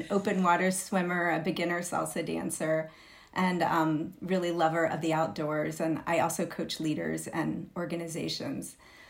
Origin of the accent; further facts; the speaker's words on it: Texas, United States; now in Berkeley, United States; I am a white woman born and raised in Texas. My entire family is from rural East Texas, very far from where I live now, which is in Berkeley, California, the unceded land of the Chichenyo-speaking Ohlone people.